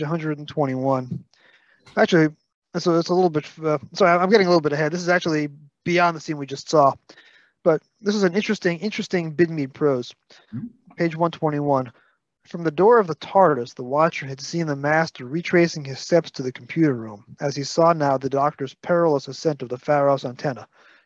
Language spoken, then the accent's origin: English; New York City, New York, United States; accent: Brooklyn; I just speak in pure Brooklyn